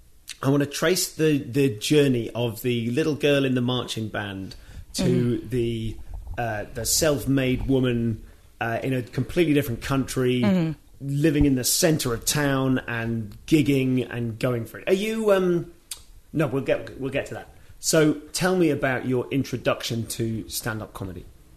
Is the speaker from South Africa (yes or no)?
no; England, United Kingdom; as an English person